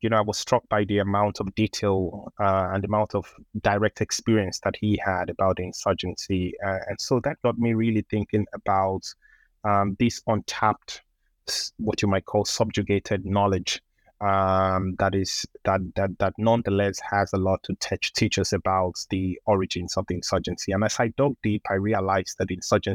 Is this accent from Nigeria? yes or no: yes; Lagos, Nigeria; moved away; I grew up in Lagos, which is Nigeria's commercial capital and Africa's largest metropolis